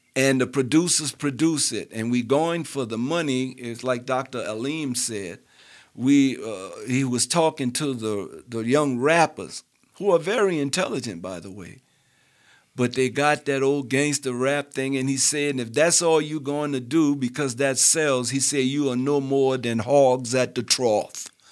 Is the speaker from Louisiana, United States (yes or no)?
yes; New Orleans, Louisiana, United States; I was raised in New Orleans